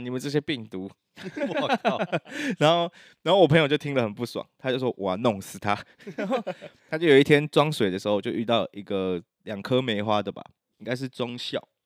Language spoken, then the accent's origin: Chinese; Taiwan; 就我们台湾人就自己骂爆